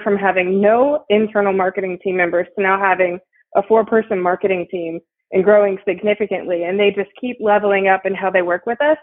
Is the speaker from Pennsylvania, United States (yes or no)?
no; Ohio, United States; moved away as an adult; also born or lived in Texas; now in Houston, United States; I actually grew up in Ohio, and I made it down here to to Texas as quick as I could, and I have been here for about twelve years